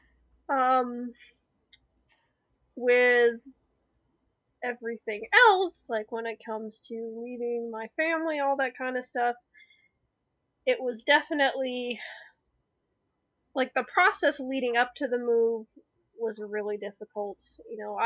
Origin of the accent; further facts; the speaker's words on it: Albuquerque, New Mexico, United States; moved away as an adult; also born or lived in Ohio; I'm from Albuquerque, New Mexico. And we got married down there